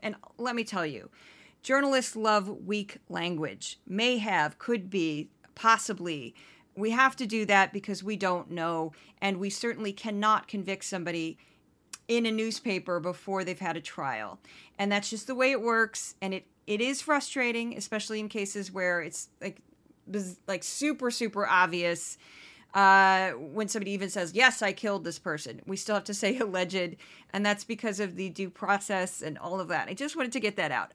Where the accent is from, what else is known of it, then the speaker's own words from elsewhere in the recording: St. Louis, Missouri, United States; moved away as an adult; also born or lived in Brooklyn, New York; now in New York, United States; my hometown of Saint Louis